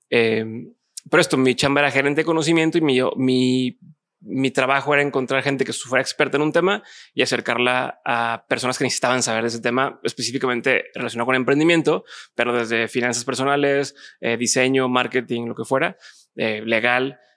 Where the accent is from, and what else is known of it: Monterrey, Nuevo León, Mexico